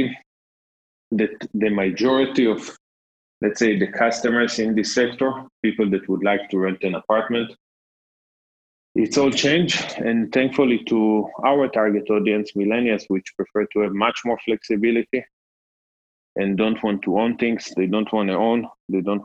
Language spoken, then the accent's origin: English; Jerusalem, Jerusalem District, Israel; moved away as an adult; now in Berlin, Germany; I was born in Jerusalem, in Israel